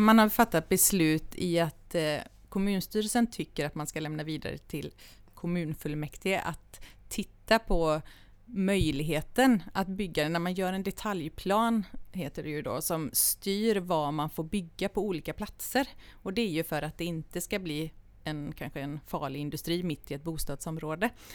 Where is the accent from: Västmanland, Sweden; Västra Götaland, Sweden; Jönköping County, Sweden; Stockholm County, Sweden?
Jönköping County, Sweden; Vrigstad; moved away as an adult; also born or lived in Gothenburg; now in Ulricehamn, Sweden; Jag är född i Göteborg men uppvuxen i Småland